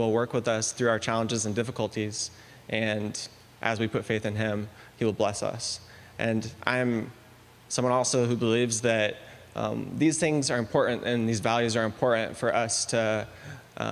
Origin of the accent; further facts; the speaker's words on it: Donahue, Iowa, United States; also born or lived in Brazil; now in Iowa City, United States; I was born and raised in the Quad City area. More specifically, Donahue, Iowa, very little town outside of Eldridge